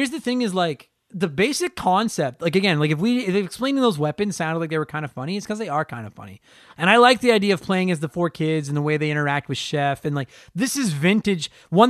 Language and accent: English; Canada; I'm Canadian.